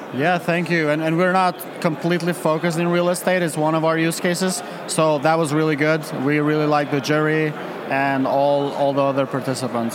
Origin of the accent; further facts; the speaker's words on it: Kosovo; now in Prague, Czech Republic; I'm originally from Kosovo